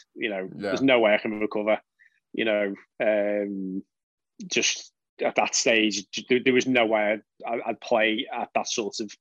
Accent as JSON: {"language": "English", "area": "the Wirral", "region": "North West England", "country": "United Kingdom", "tie": "born or raised there", "said": "I'm from the Wirral, so when I grew up, I was just a member at municipal courses"}